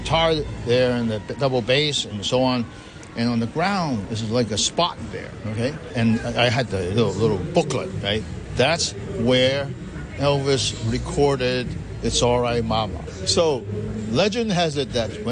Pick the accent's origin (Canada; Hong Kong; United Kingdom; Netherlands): Hong Kong; I was born and raised in Hong Kong.